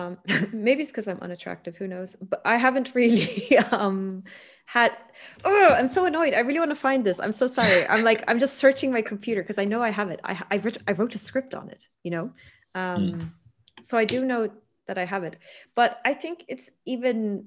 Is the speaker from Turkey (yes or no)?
yes; Turkey; now in Italy; I'm from Turkey